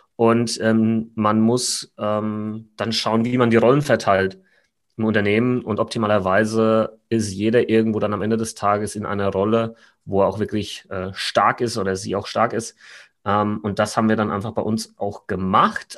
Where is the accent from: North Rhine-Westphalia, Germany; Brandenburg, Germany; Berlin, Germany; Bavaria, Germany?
Bavaria, Germany; Aschaffenburg; now in Munich, Germany; wo ich herkomme, ursprünglich aus Aschaffenburg, falls das jemand kennt, in Unterfranken, nicht Hessen.